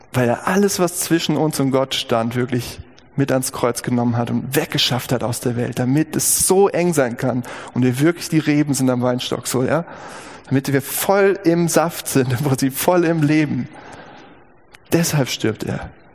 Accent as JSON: {"language": "German", "town": "Gießen", "region": "Hesse", "country": "Germany", "tie": "born or raised there", "said": "über dem Eingang der alten Chirurgie der Uniklinik Gießen, das ist mein Geburtsort"}